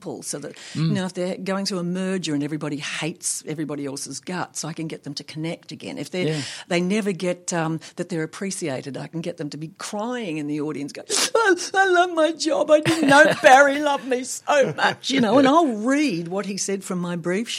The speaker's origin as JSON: {"language": "English", "region": "Tasmania", "country": "Australia", "tie": "born or raised there", "also_born_or_lived": "Sydney, Australia", "moved": "as an adult", "said": "Tassie, which is, you know, that's my home state"}